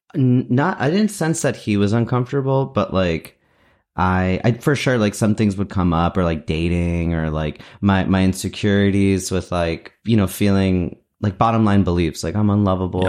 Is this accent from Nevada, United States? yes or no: no; New Jersey, United States; I'm like in New Jersey. That's where I grew up in New Jersey